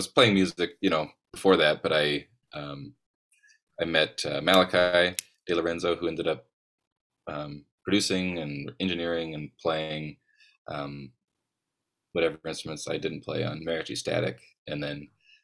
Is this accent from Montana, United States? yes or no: yes; Montana, United States; also born or lived in Los Angeles; growing up in Montana